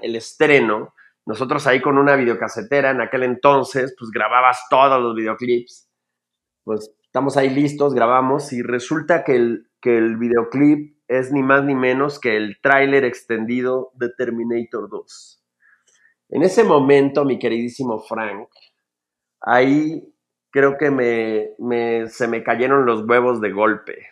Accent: Mexico City, Mexico; crezco en, un barrio, eh, probablemente el segundo barrio más peligroso de la Ciudad de México, que es el barrio de la Guerrero

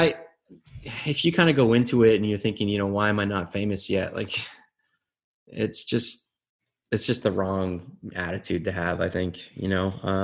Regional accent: Windsor, Ontario, Canada; we're from Windsor

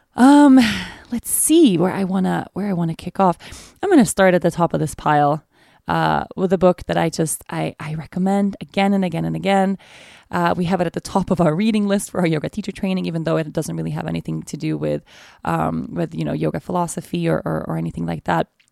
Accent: Sweden; now in Aruba; Sweden, my home country

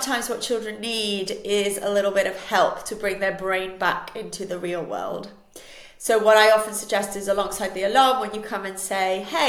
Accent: Switzerland; first language Spanish; English is a second language; I was raised in Switzerland, and we moved there before I was two. So for me, Switzerland is home, but I would define myself as Spanish

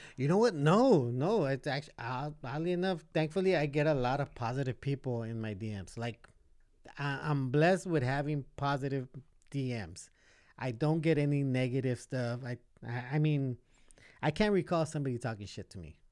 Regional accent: Los Angeles, California, United States; also born or lived in Boyle Heights, Los Angeles; majority of my life, I was growing up in East

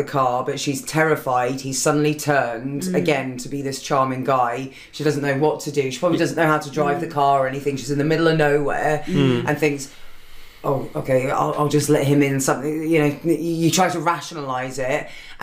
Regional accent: Walton-on-Thames, South East England, United Kingdom; my hometown

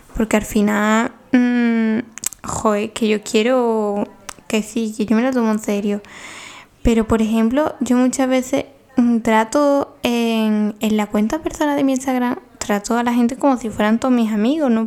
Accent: Paradas, Seville, Andalusia, Spain; en Sevilla, mi pueblo

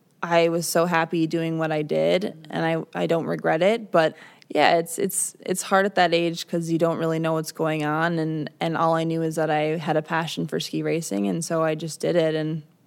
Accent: Midwest, United States; Well, we are from the Midwest, so, you know.

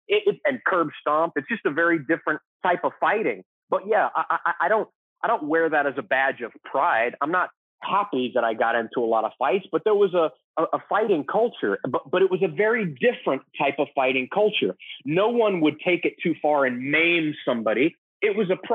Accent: Texas, United States; I grew up in Texas

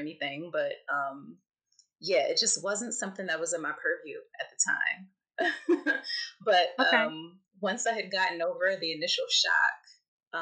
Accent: Philadelphia, Pennsylvania, United States; also born or lived in New York; now in New Jersey, United States; I'm originally from Philly, the daughter of Haitian immigrants. Yeah, and now I'm actually living in New Jersey. I have a dear husband who's also from Philly. He's a West Philadelphian like myself

